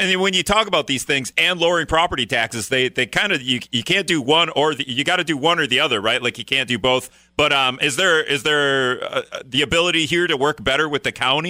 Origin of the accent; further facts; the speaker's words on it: Greenville, United States; moved away; that's my hometown Greenville's phrase